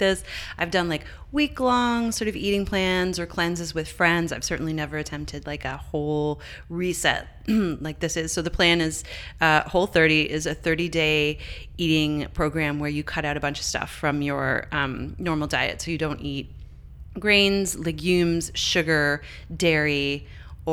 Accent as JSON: {"language": "English", "country": "Canada", "said": "I'm Canadian"}